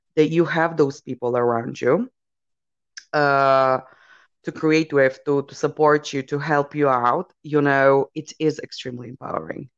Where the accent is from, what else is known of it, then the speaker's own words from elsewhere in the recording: Poland; my origins, I come from Poland